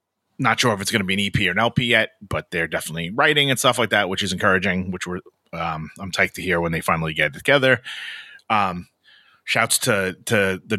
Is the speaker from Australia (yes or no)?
no; New York City, New York, United States; I'm from Brooklyn, man.